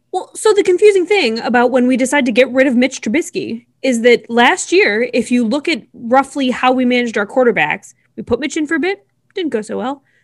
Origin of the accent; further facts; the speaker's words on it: Buffalo, New York, United States; I was born in Buffalo